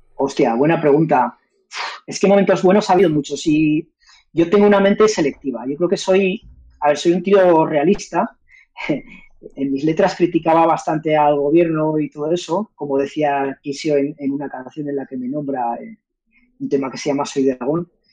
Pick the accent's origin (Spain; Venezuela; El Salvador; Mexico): Spain; Zaragoza, Aragon; also born or lived in Manila / London; de ahí nos viene a los aragoneses nuestro acento y muchas palabras de nuestro vocabulario